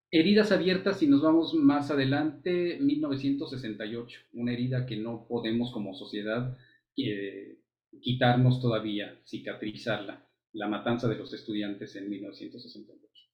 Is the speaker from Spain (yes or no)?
no; Mexico; nos toca ver como, como mexicanos